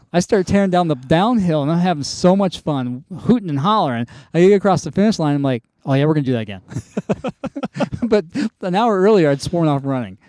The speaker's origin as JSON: {"language": "English", "region": "North Carolina", "country": "United States", "tie": "born or raised there", "moved": "as an adult", "said": "I grew up kind of in North Carolina"}